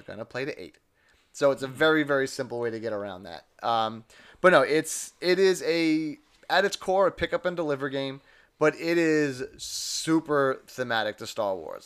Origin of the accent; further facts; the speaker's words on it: New York City, New York, United States; I'm from Staten Island.